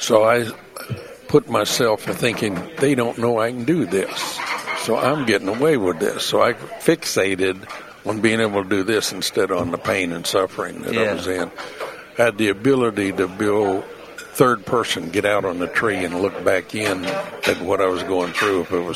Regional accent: Iowa, United States; moved away as an adult; I came from Iowa

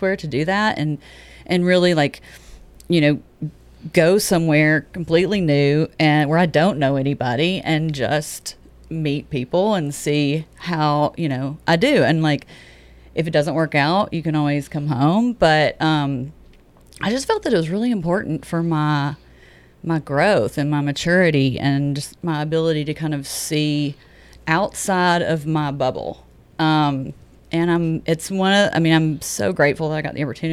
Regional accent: Tennessee, United States; moved away as an adult; also born or lived in New York City; I'm from Tennessee and have lived in Tennessee all my life, and I moved to another state and lived in a metropolitan city

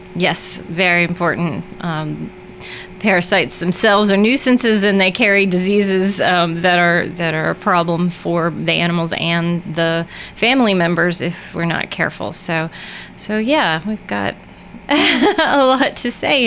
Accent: Murfreesboro, Tennessee, United States; moved away as an adult; also born or lived in Pennsylvania; I grew up in Murfreesboro, practiced in uh, a couple places, the longest in Pennsylvania for 11 years, and moved home four years ago.

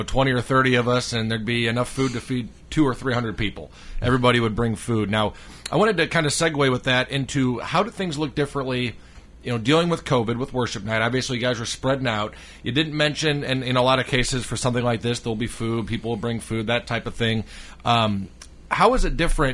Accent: Indiana, United States; now in Tennessee, United States; I'm from Indiana.

